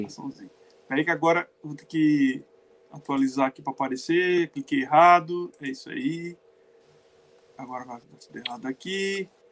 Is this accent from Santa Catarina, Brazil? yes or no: yes; Criciúma, Santa Catarina, Brazil; also born or lived in São Paulo; Eu que sou de, do sul de Santa Catarina, aqui, Criciúma